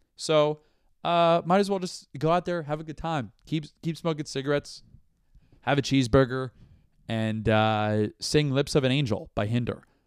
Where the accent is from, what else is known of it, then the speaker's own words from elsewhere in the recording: Brandon, Florida, United States; now in New York, United States; I'm from Brandon, Florida